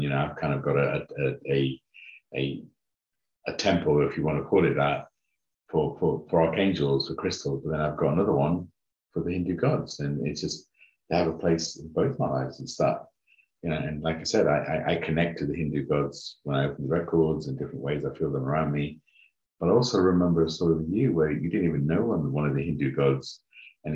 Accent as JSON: {"language": "English", "country": "United Kingdom", "tie": "born or raised there", "also_born_or_lived": "Uganda", "said": "grew up in the UK, different parts of the UK"}